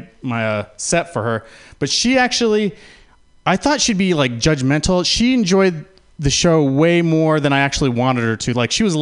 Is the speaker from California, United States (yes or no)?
yes; San Francisco, California, United States; born there; also born or lived in Utah; I was born in San Francisco